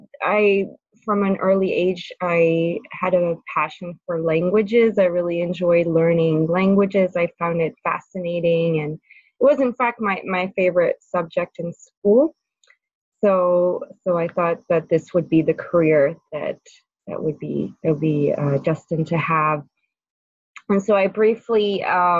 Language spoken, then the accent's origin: English; France; moved away as an adult; also born or lived in California; now in San Francisco, United States; I was born and raised in France